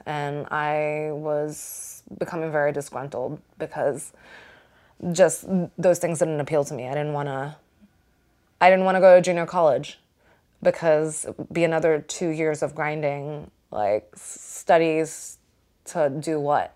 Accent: Singapore; I grew up in Singapore

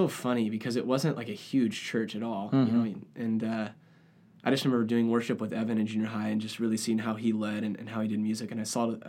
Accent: San Diego, California, United States; So I grew up in San Diego, California, with parents who love music.

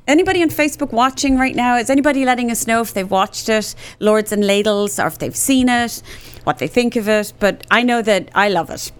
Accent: Cork, Munster, Ireland; moved away as an adult; now in Dallas, United States; I was born and raised in Cork in Ireland, and I've been living in Texas, in Dallas, Texas, since 1996

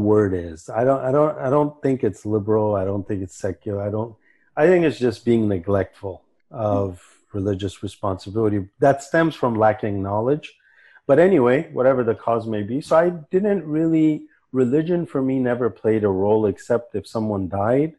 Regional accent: Santa Barbara, California, United States; moved away as an adult; also born or lived in Kabul, Afghanistan / New Delhi, India; now in Vancouver, Canada; I grew up in Santa Barbara and I grew up very liberal

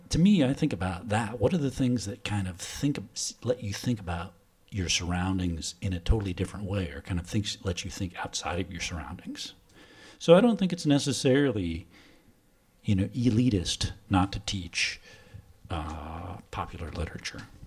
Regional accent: Washington, United States; moved away as an adult; now in Oslo, Norway; my home state of Washington on the West Coast

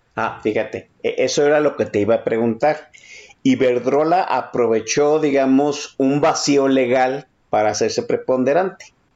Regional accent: Guadalajara, Jalisco, Mexico; como tapatío

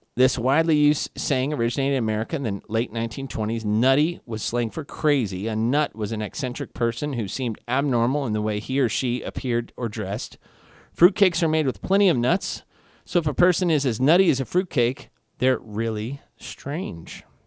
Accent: Kansas City, Missouri, United States; my hometown, Kansas City

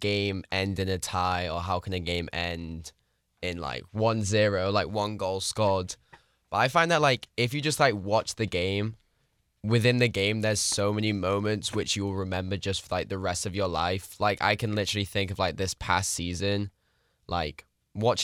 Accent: Manchester, North West England, United Kingdom; moved away; I was born in Manchester

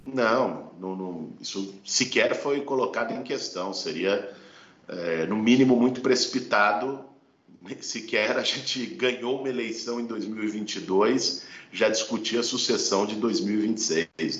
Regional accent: São Paulo, Brazil; Eu sou de São Paulo

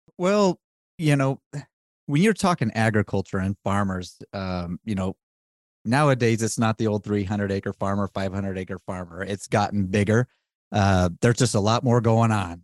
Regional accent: Wyoming, United States; I am from Wyoming

